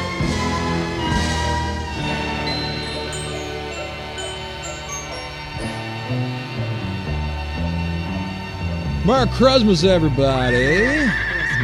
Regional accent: Cleveland, Ohio, United States; moved away; I'm from Cleveland.

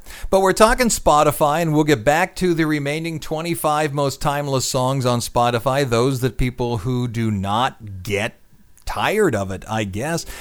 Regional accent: Cleveland, Ohio, United States; Cleveland because that's my hometown

